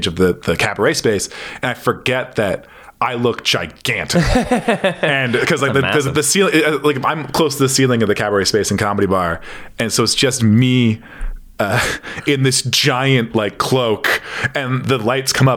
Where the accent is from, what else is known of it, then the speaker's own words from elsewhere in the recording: Toronto, Ontario, Canada; I grew up in Etobicoke